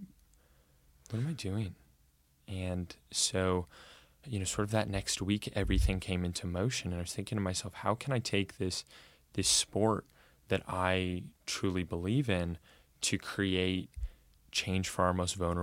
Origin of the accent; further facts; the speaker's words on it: Corvallis, Oregon, United States; now in Portland, United States; I grew up in Corvallis, and it's a very bubbled town